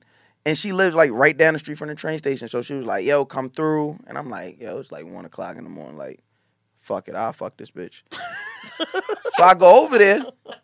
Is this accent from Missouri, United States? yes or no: no; Long Island, New York, United States; I'm from Long Island. Like, I know everybody thinks I'm from Brooklyn. I'm from Long Island.